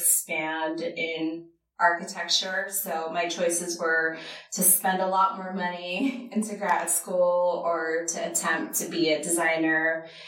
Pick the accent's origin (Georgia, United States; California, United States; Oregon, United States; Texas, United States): Oregon, United States; Portland; also born or lived in Japan; So my sister and I were both born in Japan. We traveled a lot. And then we finally made base in Portland, Oregon.